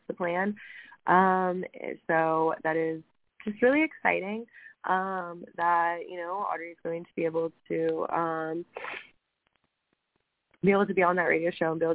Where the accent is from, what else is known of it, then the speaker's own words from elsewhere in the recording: Ohio, United States; we're from Ohio